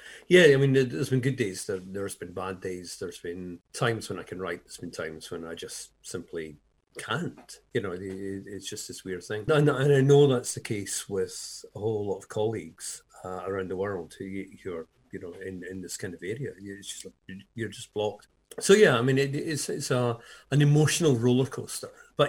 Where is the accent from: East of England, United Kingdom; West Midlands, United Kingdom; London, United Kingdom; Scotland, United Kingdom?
Scotland, United Kingdom; moved away as an adult; now in Hove, United Kingdom; I'm Scottish